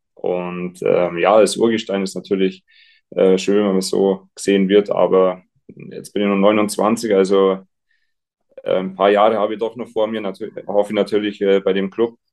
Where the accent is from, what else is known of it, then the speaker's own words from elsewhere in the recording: Garmisch-Partenkirchen, Bavaria, Germany; ich bin daheim, ich kann da sein, wo ich aufgewachsen bin